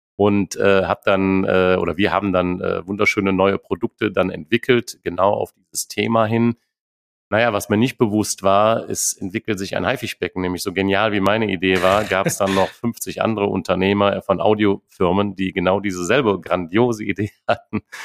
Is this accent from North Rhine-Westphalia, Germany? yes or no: yes; Neuss, North Rhine-Westphalia, Germany; moved away as an adult; ich lebe Neuss. Ich habe viele Jahre im Ausland gelebt, habe auch eher gedacht, es wird irgendwann mal New York, Rio, Tokio, aber nicht mehr Neuss werden. Aber ich muss sagen, mittlerweile bin ich sehr glücklich in der Heimat äh, angekommen